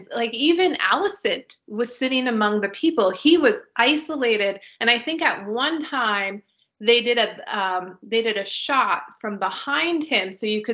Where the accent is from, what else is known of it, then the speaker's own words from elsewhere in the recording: United States; we're American